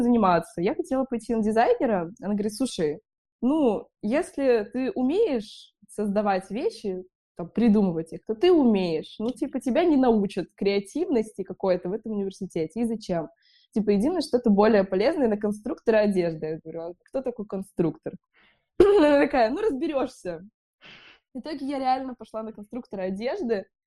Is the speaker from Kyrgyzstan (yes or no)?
yes; Bishkek, Kyrgyzstan; now in Saint Petersburg, Russia; я из Бишкека